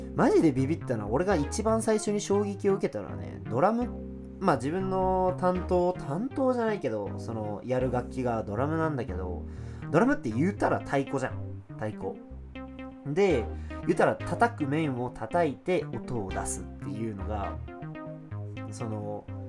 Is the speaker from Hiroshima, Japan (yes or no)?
yes; Hiro, Hiroshima, Japan; 自分がヒロで育って商店街はほんまに自分の庭だったみたいなイメージ